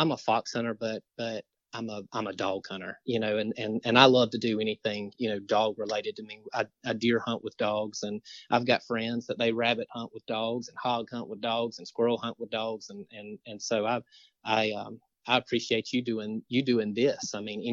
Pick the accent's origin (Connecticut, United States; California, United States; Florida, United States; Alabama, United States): Florida, United States; Marianna; I'm from Mariana